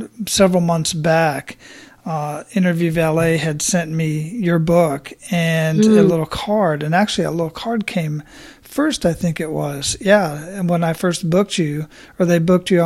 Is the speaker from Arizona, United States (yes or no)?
yes; Phoenix, Arizona, United States; now in Tampa, United States; I was born and raised in Phoenix, and I've lived all over that area